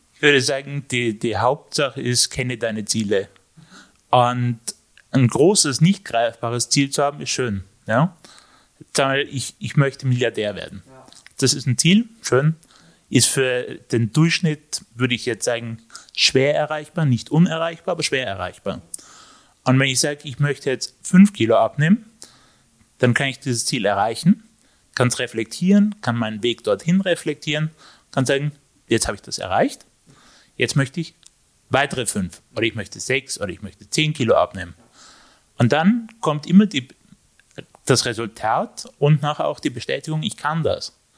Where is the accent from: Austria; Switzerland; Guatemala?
Austria; Innsbruck, Tyrol; ich bin aus Innsbruck